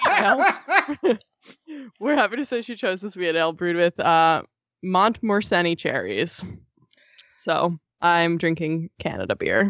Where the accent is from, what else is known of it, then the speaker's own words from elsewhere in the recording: East Coast, United States; I grew up on the East Coast